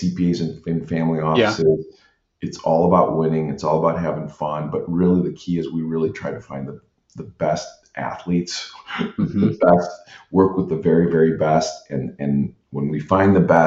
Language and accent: English; Midwest, United States; now in Southern California, United States; we're from the Midwest